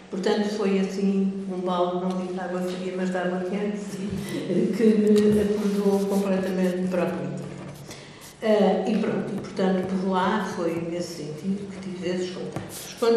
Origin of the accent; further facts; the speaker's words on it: Mozambique; moved away as an adult; also born or lived in Belgium / Lisbon; Eu nasci em Moçambique, passei lá a infância, eh, passei a adolescência num colégio católico